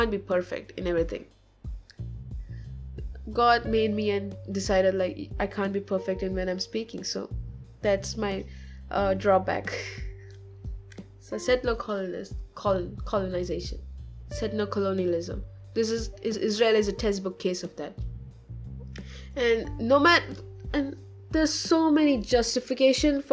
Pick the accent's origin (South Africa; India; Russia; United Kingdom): India; I'm from India, and I'm an Orthodox Christian